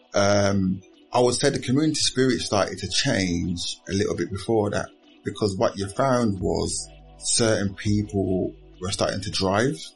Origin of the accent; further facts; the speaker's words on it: Birmingham, West Midlands, United Kingdom; born and bred in, in Aston until recently. I've only lived in Aston